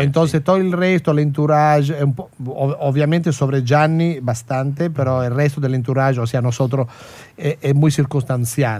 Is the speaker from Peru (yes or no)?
no; Italy; now in Argentina; de donde yo vengo, de Italia